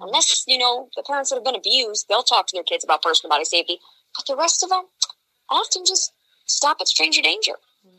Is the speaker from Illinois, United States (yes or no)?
yes; Illinois, United States; when I was getting this passed in my home state of Illinois